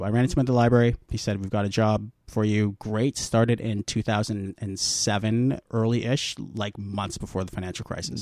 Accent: Guelph, Ontario, Canada; moved away as an adult; now in Toronto, Canada; I'm from Guelph. Now I'm living in Toronto.

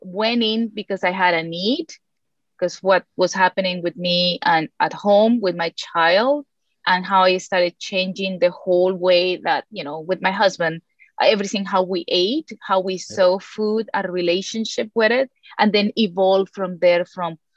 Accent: Colombia; moved away; I was born and raised in Colombia

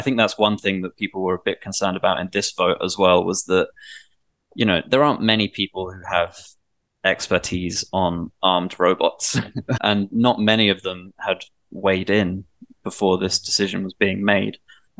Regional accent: England, United Kingdom; Like I was brought up in England where the police aren't even armed. They don't have guns.

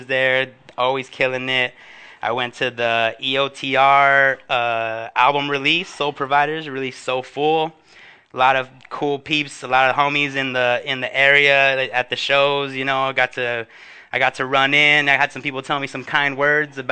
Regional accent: Huntington Park, California, United States; my hometown of Huntington Park

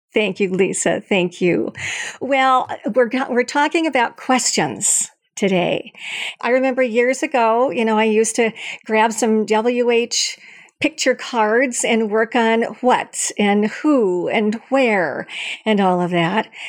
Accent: Long Beach, California, United States; from California State University in Long Beach, which is my hometown

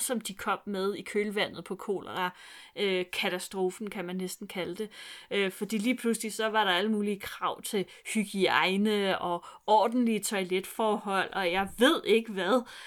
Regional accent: Vestegnen, Capital Region of Denmark, Denmark; min opvækst på Vestegnen gør, at jeg ikke kan snakke jysk

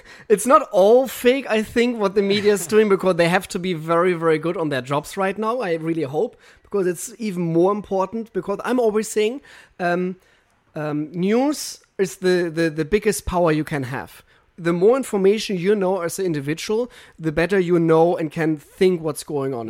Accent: Germany; English is a second language; moved away as an adult; now in United States; I'm German

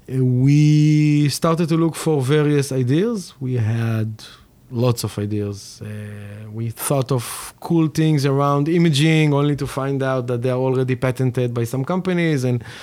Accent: Tel Aviv, Tel Aviv District, Israel; So I'm born and raised in Tel Aviv, and did probably the normal, usual type of career path for many Israelis.

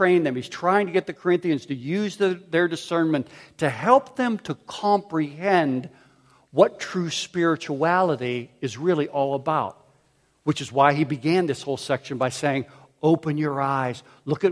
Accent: Pittsburgh, Pennsylvania, United States; also born or lived in Philadelphia; I grew up in Pittsburgh where curbs were round and smooth

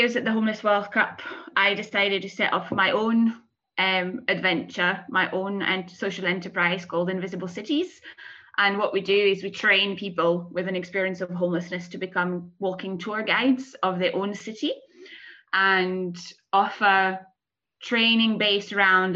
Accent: France; moved away as an adult; now in Edinburgh, United Kingdom; I am from France originally. I moved to Scotland 13 years ago

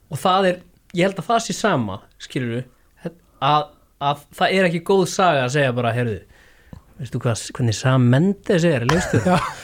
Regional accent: Kópavogur, Capital Region, Iceland; also born or lived in Neskaupstaður; ég er úr Kóbóin

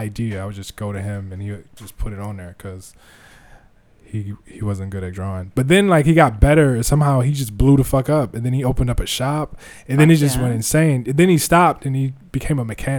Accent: Cleveland, Ohio, United States; I'm from Cleveland

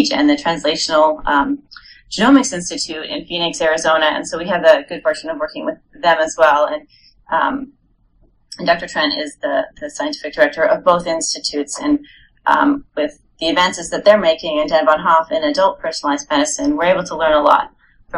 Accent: Montreal, Quebec, Canada; moved away as an adult; also born or lived in New York / Rhode Island; I'm originally from Montreal up in Canada

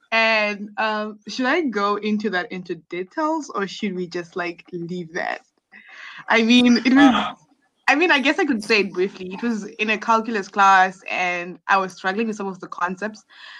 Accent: Zimbabwe; moved away as an adult; also born or lived in Bremen, Germany; now in Germany; I come from Zimbabwe. And in 2016, I came to Germany to pursue my bachelor's study in electrical and computer engineering at Jacobs University in Bremen, which is in the north of Germany.

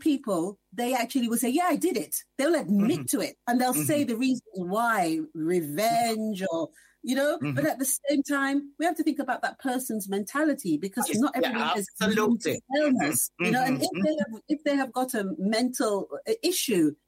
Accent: England, United Kingdom; I remember when I was growing up in the 70s in England

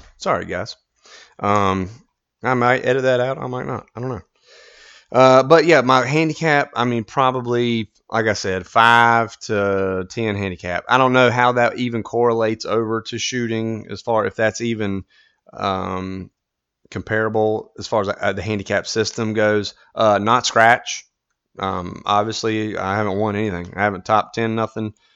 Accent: United States; as an American

